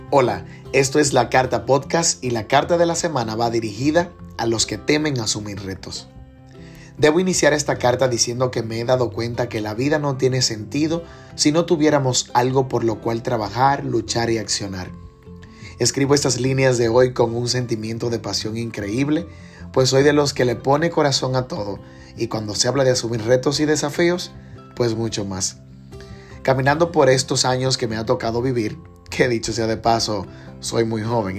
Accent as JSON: {"language": "Spanish", "country": "Dominican Republic", "said": "como buen dominicano"}